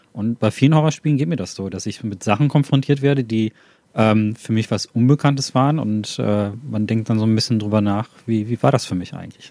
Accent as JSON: {"language": "German", "area": "Ruhr area", "region": "North Rhine-Westphalia", "country": "Germany", "said": "ich komme aus dem Ruhrpott, da gibt es viel von solchen alten Anlagen"}